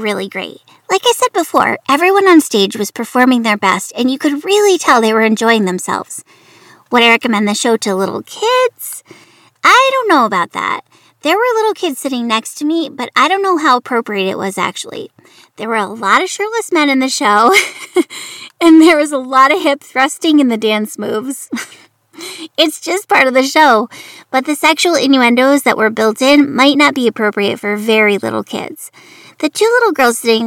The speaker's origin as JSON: {"language": "English", "town": "Saratoga Springs", "region": "New York", "country": "United States", "tie": "born or raised there", "also_born_or_lived": "Long Beach, New York", "said": "he moved us upstate to Saratoga Springs, New York. That's where I lived and went to school"}